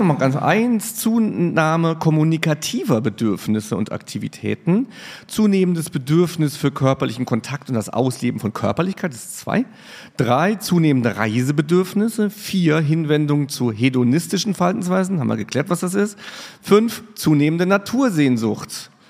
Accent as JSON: {"language": "German", "town": "Riegelsberg", "region": "Saarland", "country": "Germany", "tie": "born or raised there", "moved": "yes", "lives_now": "Mainz, Germany", "said": "Ich bin in Riegelsberg aufgewachsen"}